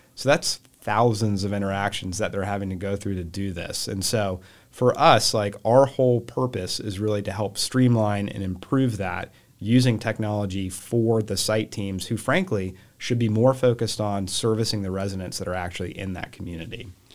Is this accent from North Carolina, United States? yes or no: yes; Charlotte, North Carolina, United States; So, um, I grew up here in Charlotte